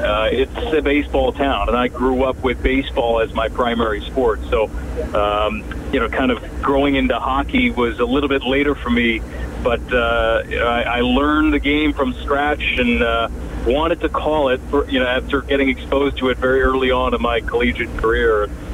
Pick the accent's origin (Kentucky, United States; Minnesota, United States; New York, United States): New York, United States; New York City; moved away as an adult; also born or lived in Boston; But I'm originally from Brooklyn, New York. I lived in Boston for a while. I went to Northeastern University.